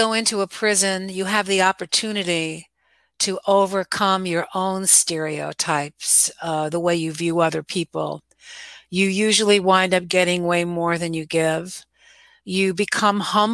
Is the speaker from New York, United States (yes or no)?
yes; Scarsdale, New York, United States; I grew up in Westchester, New York, in Scarsdale